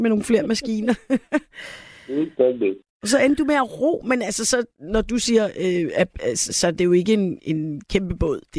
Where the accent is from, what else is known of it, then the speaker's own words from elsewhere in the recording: Søvind, Central Denmark Region, Denmark; also born or lived in Copenhagen; Så jeg blev født i København, og så, da jeg var to år, flyttede vi til Jylland, så jeg har også boet, øh, indtil, indtil jeg skulle starte i første klasse, så boede vi i, øh, uden for en by, der hedder Søvind, over øh, ved Horsens.